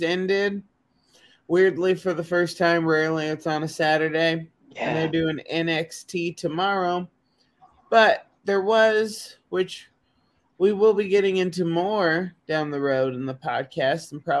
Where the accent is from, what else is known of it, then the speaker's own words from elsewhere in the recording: the South, United States; I'm from the South